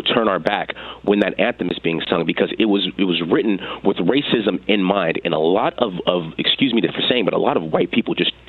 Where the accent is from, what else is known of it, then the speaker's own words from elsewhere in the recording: United States; I'm an American. I'm an African American, but I'm an American, and I love this country.